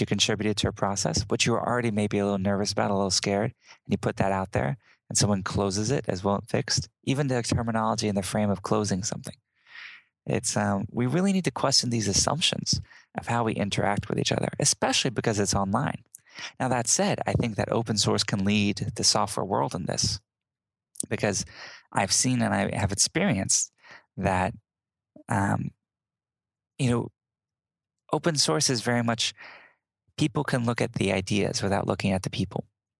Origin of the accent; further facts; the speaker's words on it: Southern United States, United States; Whether that's me growing up in the South and learning Southern charms or politeness or etiquette or things like that.